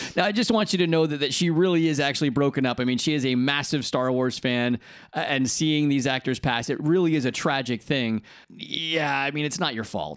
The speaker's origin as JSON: {"language": "English", "country": "United States", "moved": "yes", "lives_now": "United Kingdom", "said": "as an American"}